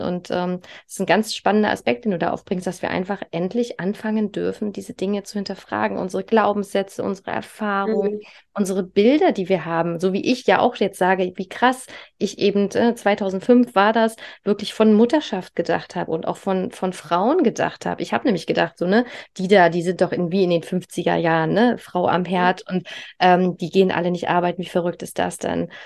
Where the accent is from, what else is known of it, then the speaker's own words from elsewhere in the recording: East Germany, Germany; ich komme halt aus Ostdeutschland. Und ich weiß noch, die, die Kitas da, äh, die haben alle nur bis mittags auf. Und ich bin halt, wie gesagt, ich bin ein DDR-Kind, bei uns war üblich, ja, ne, zehn Stunden jeden Tag, also ich bin mit äh, fünf Monaten in die Krippe gekommen